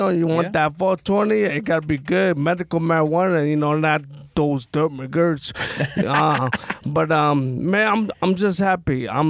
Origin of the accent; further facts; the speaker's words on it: New York City, New York, United States; I'm from Brooklyn. I'm from McGillicuddy.